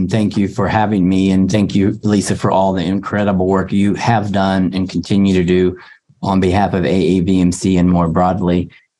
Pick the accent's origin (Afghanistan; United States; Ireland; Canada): United States; Appalachia; I came from Appalachia, from low middle class